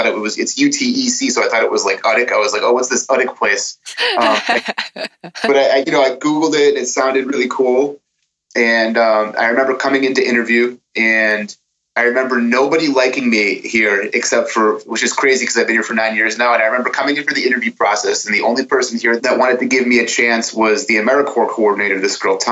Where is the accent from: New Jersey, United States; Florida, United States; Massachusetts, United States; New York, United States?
Massachusetts, United States; Lowell; from Lowell, and, I have a wife and a beautiful baby daughter